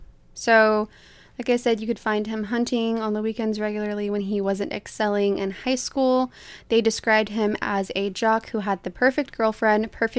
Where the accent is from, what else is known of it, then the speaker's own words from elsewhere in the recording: Florida, United States; we're from Florida, so.